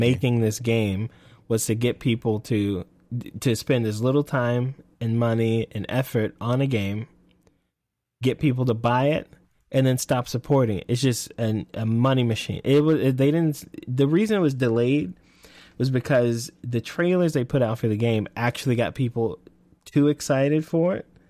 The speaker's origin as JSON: {"language": "English", "region": "Texas", "country": "United States", "accent": "Texas", "said": "I'm from Texas."}